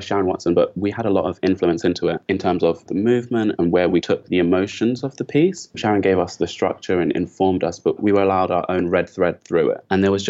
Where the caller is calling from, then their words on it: Leeds, Yorkshire and the Humber, United Kingdom; I'm calling from Leeds.